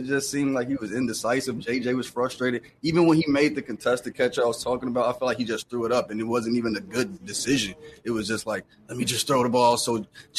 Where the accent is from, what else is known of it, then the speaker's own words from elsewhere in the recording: Chicago, Illinois, United States; Yeah, I'm from Chicago.